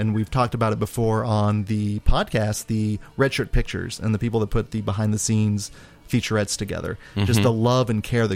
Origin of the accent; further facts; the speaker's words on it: Stanley, Kansas, United States; I grew up in Stanley, Kansas